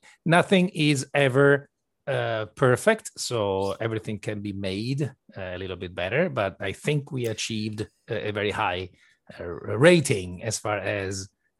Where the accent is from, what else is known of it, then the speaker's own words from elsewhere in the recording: Venice, Veneto, Italy; And the lucky part was that we grew up in Venice, where we still have a studio and where we live. And in Venice, there's one of the only game studios in Italy